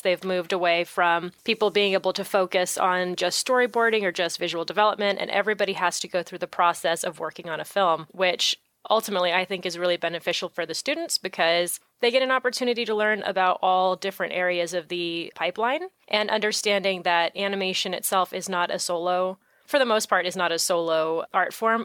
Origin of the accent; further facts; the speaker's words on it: San Francisco Bay Area, California, United States; also born or lived in Orange County, California; I'm originally from the San Francisco Bay Area. That's where I grew up, and I didn't move down to Orange County until I was actually ready to go to art school when I was, I think, twenty?